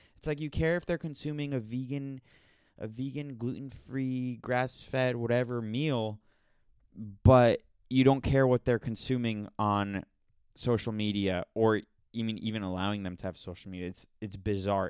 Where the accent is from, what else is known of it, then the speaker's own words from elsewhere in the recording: United States; I'm so American